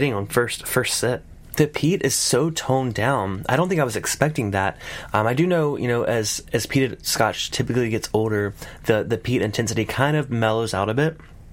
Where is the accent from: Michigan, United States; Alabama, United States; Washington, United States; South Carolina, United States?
South Carolina, United States; I'm from South Carolina, we don't have those accents.